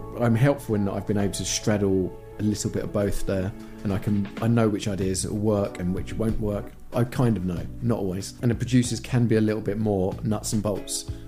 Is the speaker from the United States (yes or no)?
no; United Kingdom; moved away as an adult; I'm very British